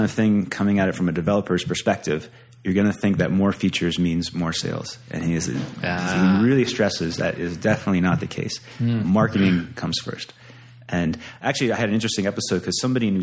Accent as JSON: {"language": "English", "region": "Pennsylvania", "country": "United States", "also_born_or_lived": "Santa Cruz, California", "moved": "yes", "lives_now": "Fort Collins, United States", "said": "But I'm from Pennsylvania."}